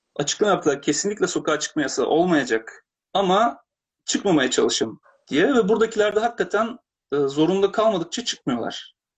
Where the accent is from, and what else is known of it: Turkey; now in Japan